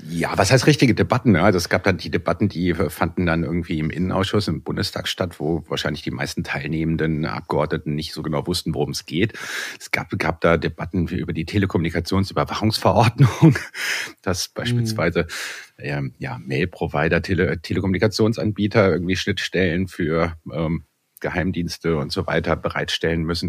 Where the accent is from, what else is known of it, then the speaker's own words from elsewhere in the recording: Bonn, North Rhine-Westphalia, Germany; ich komme aus Bonn